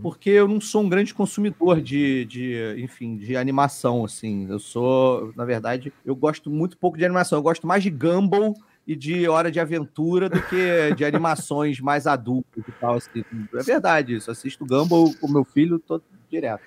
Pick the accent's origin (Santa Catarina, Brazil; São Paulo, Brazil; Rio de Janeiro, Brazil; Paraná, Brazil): Rio de Janeiro, Brazil; Petrópolis; now in Rio de Janeiro, Brazil; eu sou de Petrópolis, na verdade, eu não sou do Rio. E aí em Petrópolis não tinha uma grande comunidade de uhum. nerd